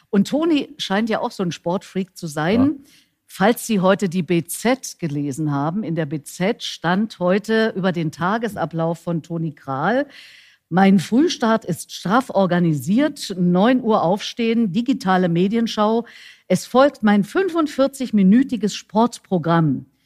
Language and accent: German; East Germany, Germany; Und wir kommen alle drei aus dem Osten, also wir sind alle ungefähr so aus einem Holz.